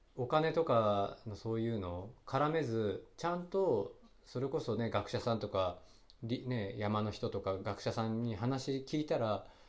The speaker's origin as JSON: {"language": "Japanese", "town": "Yokohama", "region": "Kanagawa", "country": "Japan", "tie": "born or raised there", "moved": "yes", "said": "僕神奈川県横浜生まれの育ち"}